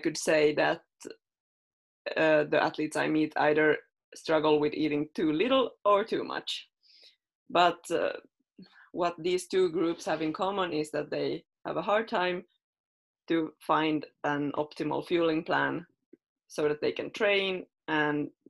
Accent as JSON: {"language": "English", "country": "Finland", "also_born_or_lived": "Sweden", "second_language": "English", "moved": "as an adult", "lives_now": "Norway", "said": "I am originally from Finland, but I moved to Sweden to study nutrition at Uppsala University when I was 19"}